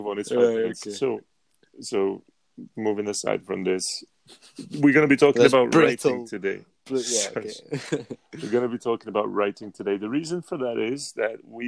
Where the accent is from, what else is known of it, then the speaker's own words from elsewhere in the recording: Prague, Czechia; English is a second language; I'm from Prague, which is the capital